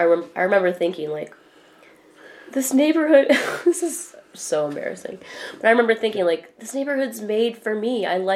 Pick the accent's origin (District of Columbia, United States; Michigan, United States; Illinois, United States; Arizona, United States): Michigan, United States; born or raised there; moved away as an adult; also born or lived in New York / California / Chicago